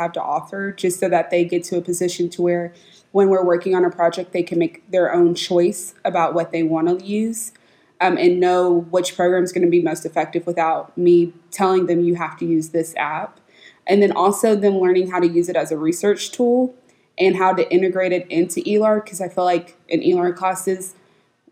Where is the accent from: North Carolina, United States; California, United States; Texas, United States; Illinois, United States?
Texas, United States; Richardson; also born or lived in Dallas, Texas; I'm from Dallas, Texas. I grew up in Richardson ISD.